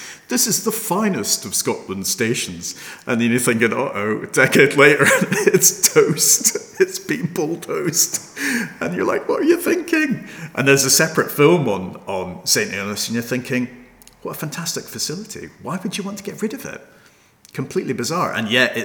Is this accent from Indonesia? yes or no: no; Hong Kong; moved away; I was brought up in Hong Kong